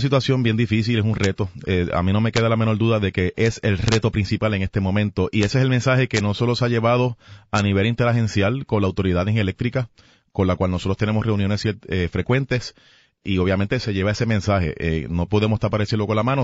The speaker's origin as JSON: {"language": "Spanish", "country": "Puerto Rico", "said": "nosotros somos ciudadanos americanos."}